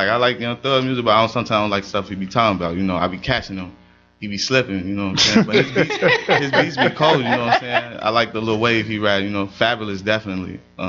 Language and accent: English; Chicago, Illinois, United States; I didn't really grow up in Chirac. You know what I'm saying? I grew up in Chicago.